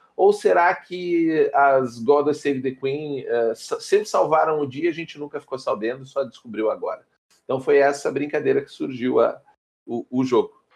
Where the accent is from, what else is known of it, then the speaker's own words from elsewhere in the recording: Porto Alegre, Rio Grande do Sul, Brazil; Um pequeno mancebo aqui no sul do país. Eu sou de Porto Alegre